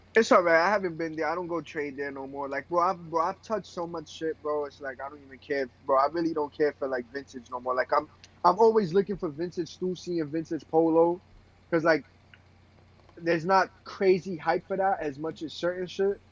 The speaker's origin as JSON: {"language": "English", "town": "New York City", "region": "New York", "country": "United States", "said": "I got pride being from Brooklyn"}